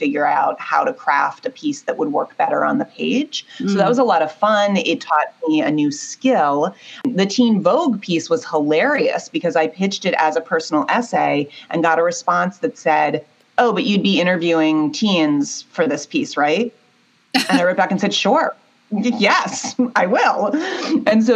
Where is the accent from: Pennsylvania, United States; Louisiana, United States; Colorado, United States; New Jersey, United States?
Pennsylvania, United States; Pittsburgh; I grew up in Pittsburgh and was a 16-year-old in an all-girls school.